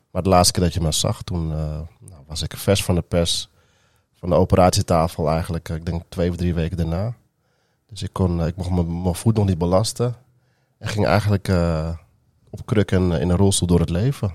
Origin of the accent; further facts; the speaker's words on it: Amstelveen, North Holland, Netherlands; Ik ben geboren in Amsterdam, opgegroeid in Amstelveen en deels ook wel in Amsterdam.